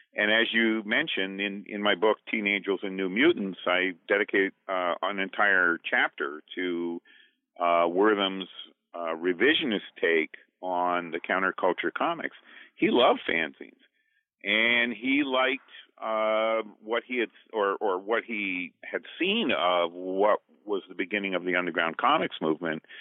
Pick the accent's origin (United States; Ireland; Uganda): United States; Duxbury, Vermont; I'm from Duxbury, Vermont